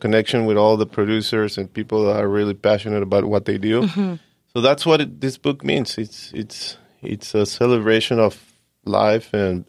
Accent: Tijuana, Baja California, Mexico; also born or lived in San Diego; I was born in Tijuana, and I was raised in Tijuana and also in San Diego. I went to junior high school and high school and college in San Diego.

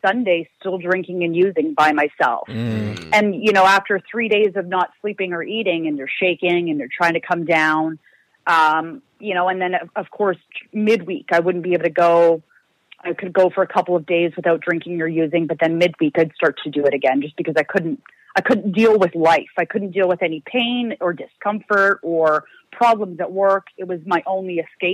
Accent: Ontario, Canada; moved away as an adult; now in Vancouver, Canada; I'm originally from back east. So I'm from Ontario, which is pretty close to like Michigan, back east for all you Americans

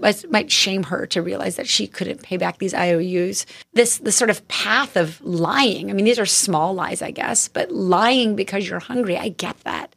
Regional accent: Tucson, Arizona, United States; also born or lived in Mission Viejo, California; I was born in Mission Viejo, but I grew up in Tucson, Arizona

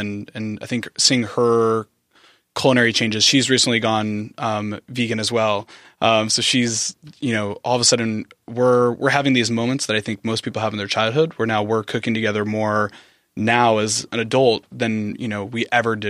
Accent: San Diego, California, United States; born and raised.

